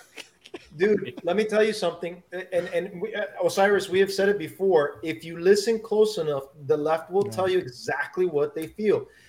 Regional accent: United States; I, I was born in America. Thank God I was raised in America

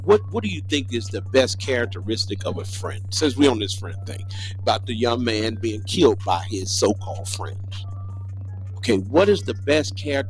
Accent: Mississippi, United States; moved away as an adult; I'm from Bays, Mississippi.

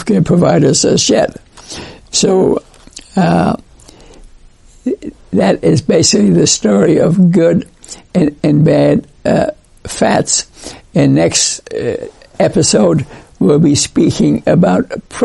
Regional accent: New York, United States; I grew up in New York

